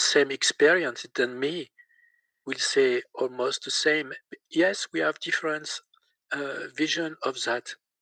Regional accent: Besançon, Bourgogne-Franche-Comté, France; accent: French; English is a second language; I'm French with my accent.

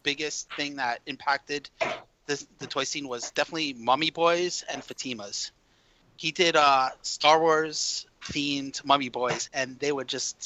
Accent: New York, United States; moved away; I'm from New York

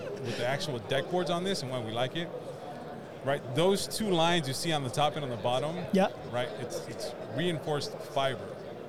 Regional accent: West Coast, United States; So we're originally from the West Coast, and we didn't learn about this till 3 years ago when we moved to the East Coast.

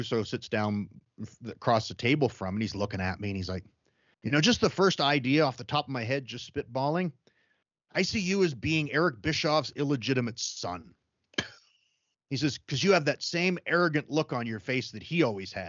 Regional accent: Calgary, Alberta, Canada; born or raised there

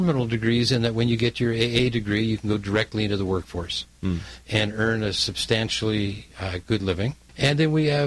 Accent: Toronto, Ontario, Canada; moved away; I am from Toronto, Canada

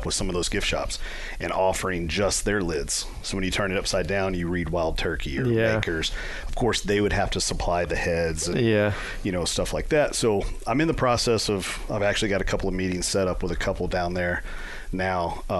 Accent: Central Kentucky, United States; I grew up in Central Kentucky, and you have all of the Knob Creek, and you have Makers.

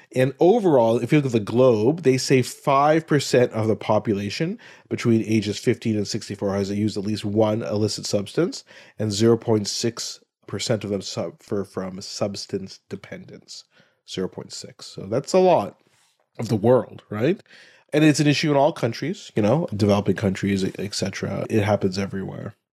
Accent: Ottawa, Ontario, Canada; grew up in Ottawa, my hometown

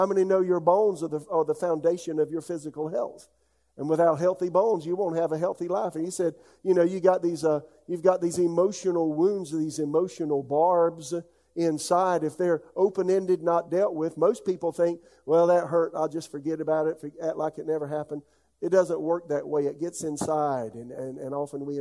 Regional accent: United States; I am an American by birth

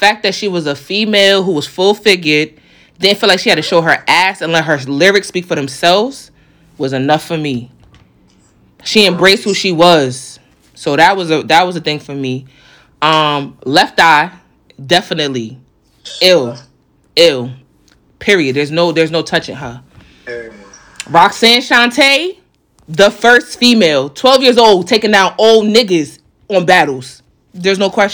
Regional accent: New York, United States; I'm from New York

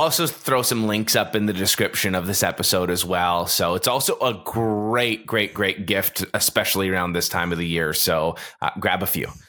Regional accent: Toronto, Ontario, Canada; I grew up in Toronto

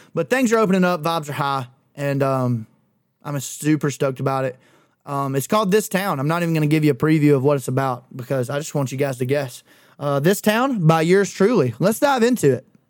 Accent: Clanton, Alabama, United States; we had three of them hoes in, in Clanton

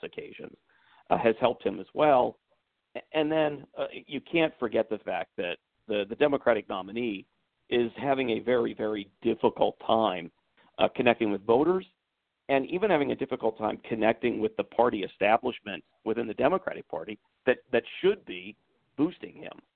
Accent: Pennsylvania, United States; moved away as an adult; also born or lived in far south Texas / Columbia, Maryland; now in California, Maryland, United States; I was born and raised in Pennsylvania and then lived for a while as a child in uh, far south Texas.

